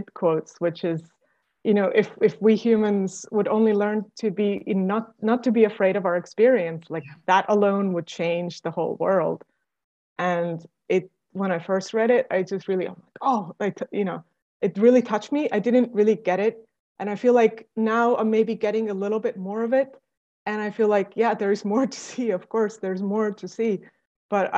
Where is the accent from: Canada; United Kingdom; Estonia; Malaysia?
Estonia; moved away; I'm originally from Estonia.